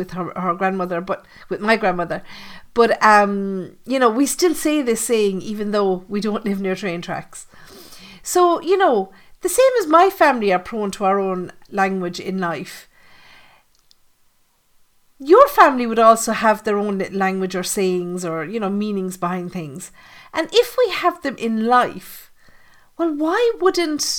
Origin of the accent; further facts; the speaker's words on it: Ireland; I'm Irish